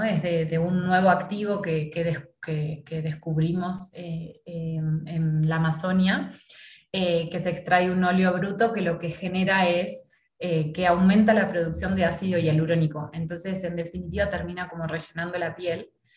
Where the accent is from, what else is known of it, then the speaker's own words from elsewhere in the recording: Argentina; moved away as an adult; now in Mexico; yo soy argentina